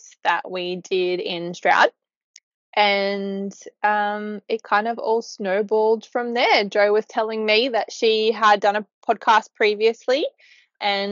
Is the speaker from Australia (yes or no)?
yes; Newcastle, New South Wales, Australia; moved away as an adult; I'm from Newcastle originally